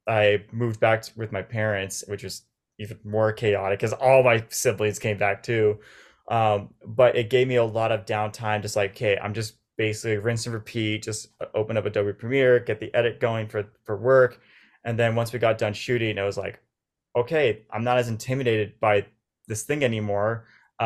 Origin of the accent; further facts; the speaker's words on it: Orange County, California, United States; Orange County. So it was like an hour and a half, but it's so different.